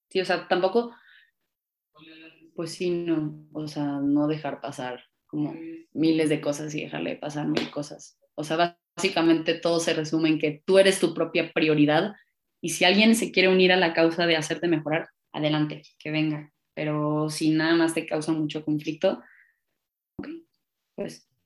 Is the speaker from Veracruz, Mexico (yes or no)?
no; Monterrey, Nuevo León, Mexico; accent: Mexico City accent; now in Mexico City, Mexico; Y, bueno, mi acento, mi acento es raro. Yo soy de Monterrey, pero tengo acento de la Ciudad de México porque llevo viviendo aquí mucho tiempo.